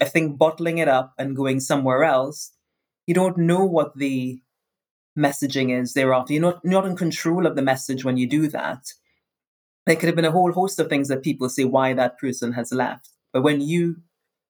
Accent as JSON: {"language": "English", "country": "Trinidad & Tobago", "tie": "born or raised there", "also_born_or_lived": "United States / Europe", "moved": "as an adult", "said": "growing up in Trinidad, everyone's a woman of color or a man of color"}